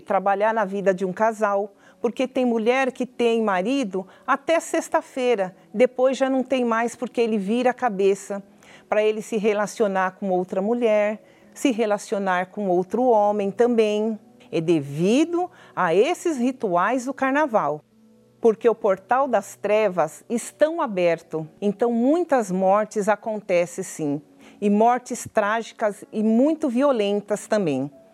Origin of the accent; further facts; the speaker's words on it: São Bernardo do Campo, São Paulo, Brazil; eu sou de São Bernardo do Campo, estado de São Paulo.